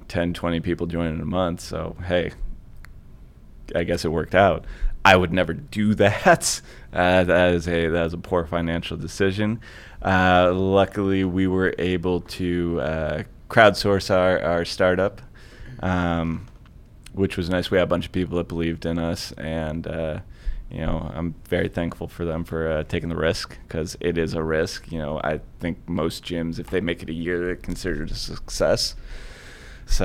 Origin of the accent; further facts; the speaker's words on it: Rocky River, Ohio, United States; also born or lived in Lakewood, Ohio; I'm born and raised in Rocky River. I currently live in Lakewood. So I've been a Clevelander my whole life, a West Side Clevelander